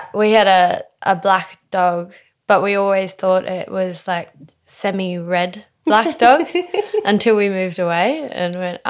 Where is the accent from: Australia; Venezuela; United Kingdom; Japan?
Australia; Tom Price, Western Australia; also born or lived in Townsville / New Zealand; So I was born in Townsville in Queensland, and I lived there for all of 2 weeks before moving to New Zealand. But I moved actually to a small mining town in the Pilbara in Western Australia called Tom Price.